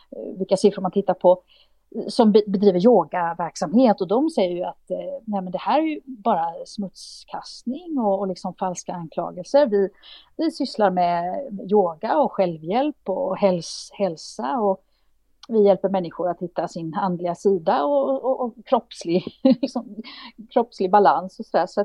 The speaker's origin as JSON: {"language": "Swedish", "country": "Romania", "second_language": "Swedish", "moved": "as an adult", "lives_now": "Sweden", "said": "Och hemma i Rumänien så vill de åtala mig"}